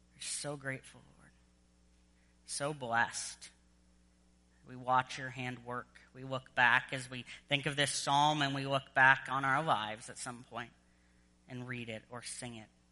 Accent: United States; moved away as an adult; also born or lived in Southern Virginia; now in Edmonton, Canada; an American

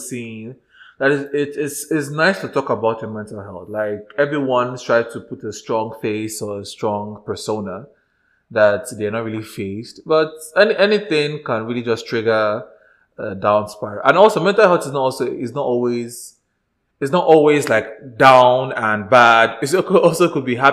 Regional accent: Nigeria; moved away; I am still Nigerian deep down

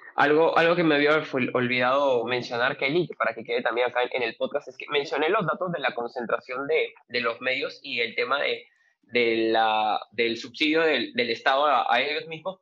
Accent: Peru; nuestra realidad como peruanos

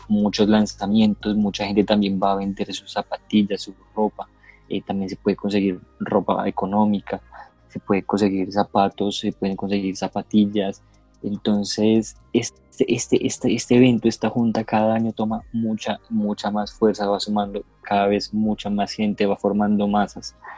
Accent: Bogotá, Colombia; nosotros somos de Bogotá

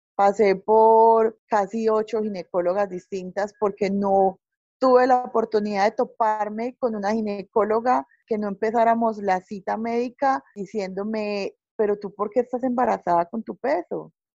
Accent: Paisa, Antioquia, Colombia; yo soy una paisa

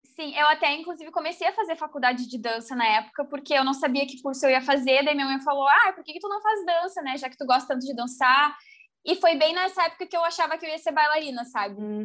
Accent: Rio Grande do Sul, Brazil; also born or lived in Porto Alegre; eu sou aqui do Rio Grande do Sul

